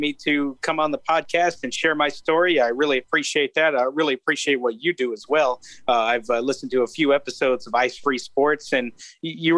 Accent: Avon Park, Florida, United States; also born or lived in Winter Haven, Florida; I was born in Winter Haven in 1998 at a hospital up there. And then spent most of my life in Avon Park, Florida, in Highlands County

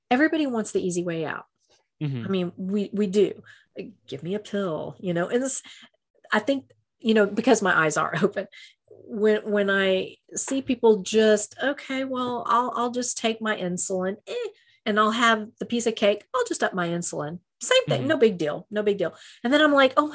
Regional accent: Texas, United States; I'm a Texan

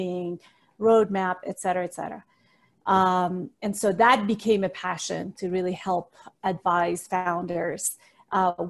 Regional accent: Iran; moved away as an adult; also born or lived in Pacific Northwest / Singapore / Chicago; now in United States; I was born and raised in the Middle East in the country of Iran. And I moved to the United States when I was 18 years old

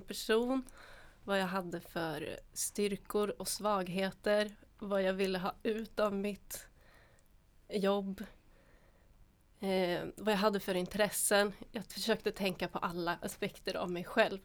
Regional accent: Finland; moved away as an adult; now in Sweden; Jag gick gymnasiet i Finland, ah. där jag är född

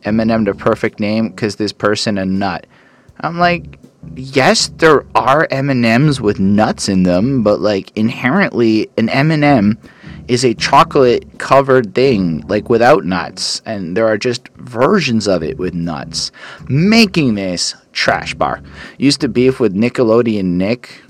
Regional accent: Canada; I'm a Canadian

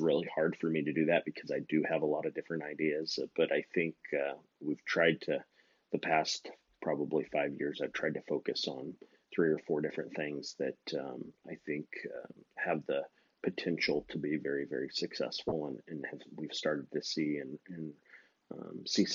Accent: Phoenix, Arizona, United States; I grew up in an auction barn because, as you know, my stepmom ran an auction barn, a livestock auction barn here in the Phoenix metro area

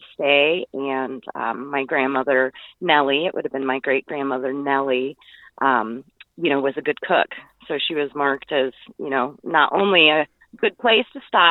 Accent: Liberty Center, Indiana, United States; I grew up in the Liberty Center house. Basically, I spent every weekend and the entire summer in the Liberty Center house

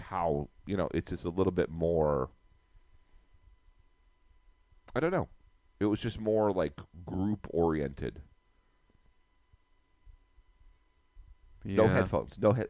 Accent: Wyoming, United States; growing up in Wyoming

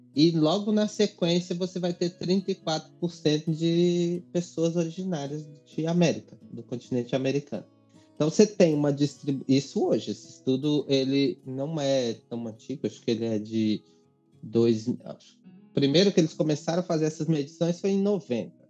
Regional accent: Vitória da Conquista, Bahia, Brazil; now in São Paulo, Brazil; Sou nordestino, sou de Vitória da Conquista, Bahia. Cresci numa ocupação. Estou é, em São Paulo há 17 anos

